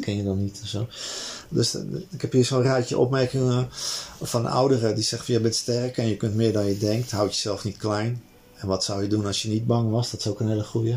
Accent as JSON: {"language": "Dutch", "town": "Amsterdam", "region": "North Holland", "country": "Netherlands", "tie": "born or raised there", "said": "die buurt waar ik opgegroeid ben, zeg in Amsterdam-Noord"}